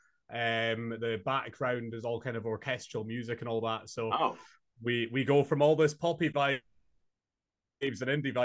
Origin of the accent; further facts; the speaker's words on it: Inverness, Scotland, United Kingdom; moved away as an adult; now in Glasgow, United Kingdom; I'm from Scotland, born and raised in Inverness, but moved to Glasgow a couple months ago